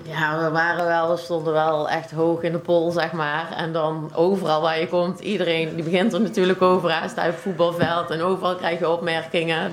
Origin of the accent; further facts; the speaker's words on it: De Scharen, North Brabant, Netherlands; ik ben opgegroeid in de Scharen.